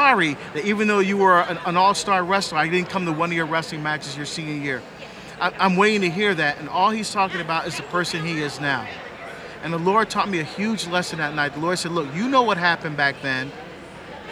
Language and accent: English; New Jersey, United States; moved away; my home state at a parish 1 mile away from my father's apartment